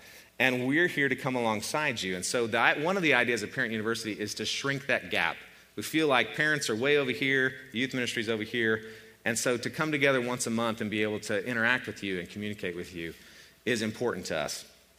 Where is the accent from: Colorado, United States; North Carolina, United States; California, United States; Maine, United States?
Colorado, United States; Boulder; born there; I was born in Boulder, Colorado, and I'm the youngest of four children